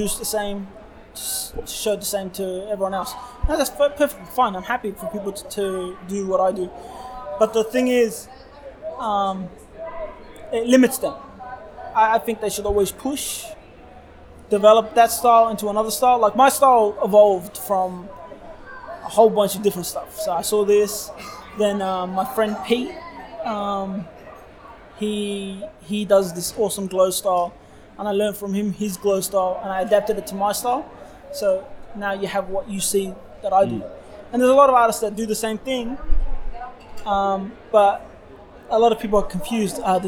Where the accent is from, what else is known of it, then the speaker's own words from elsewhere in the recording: Australia; We're Australian